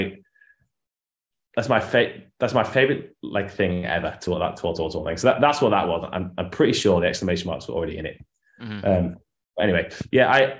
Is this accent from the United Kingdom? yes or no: yes; Yorkshire and the Humber, United Kingdom; also born or lived in Liverpool; came from Yorkshire, where I'm from in England